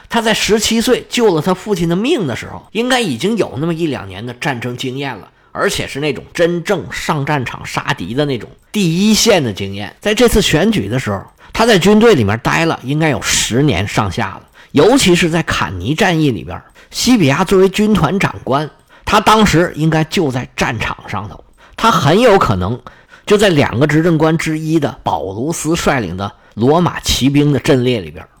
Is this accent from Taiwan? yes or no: no; China; 拿我们中国人的话说